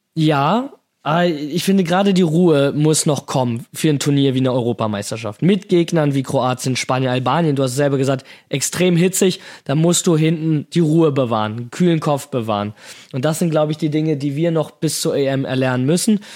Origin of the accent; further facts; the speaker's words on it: Hamburg, Germany; in meiner Heimatstadt, in Hamburg